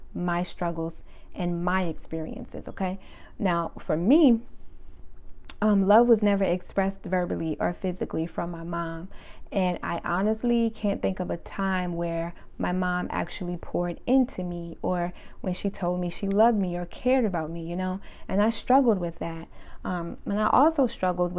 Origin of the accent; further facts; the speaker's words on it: Summerville, South Carolina, United States; also born or lived in Brooklyn, New York / Charleston, South Carolina; I was born in Brooklyn, we all were, but a few years after my dad passed, we moved to South Carolina. We lived in Charleston, South Carolina, and we also lived in Somerville, South Carolina for most of my childhood